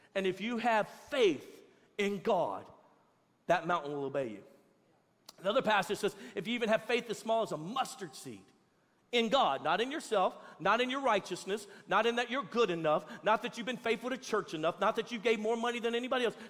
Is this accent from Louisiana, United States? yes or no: yes; Louisiana, United States; now in Texas, United States; I'm from Louisiana